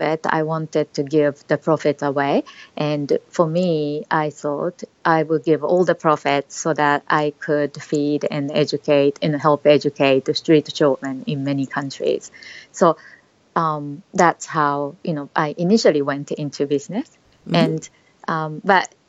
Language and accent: English; Japan; also born or lived in Australia; now in Singapore; I was a very shy child growing up in Japan, but eventually I left Japan traveling around the world